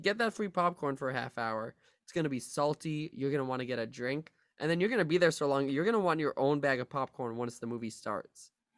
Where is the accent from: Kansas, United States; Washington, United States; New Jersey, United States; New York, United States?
New York, United States; New York City; Hey, I'm a New Yorker. My mama always said, New York is the best city on earth.